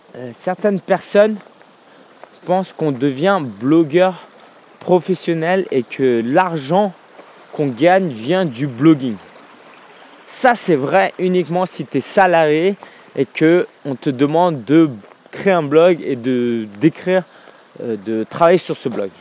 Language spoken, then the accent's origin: French; France; en tant que Français qui vit en France